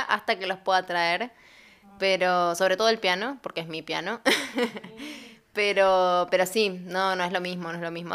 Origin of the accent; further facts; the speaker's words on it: Villa María, Córdoba, Argentina; moved away as an adult; also born or lived in Buenos Aires, Argentina; now in Chile; Yo vengo de Argentina, como dijeron. Estuve viviendo muchos años en Córdoba, en la provincia de Córdoba, en una ciudad que se llama Villa María